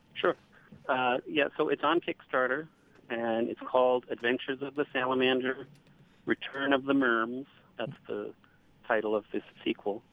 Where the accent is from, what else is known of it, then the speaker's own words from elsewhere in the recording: United States; as an American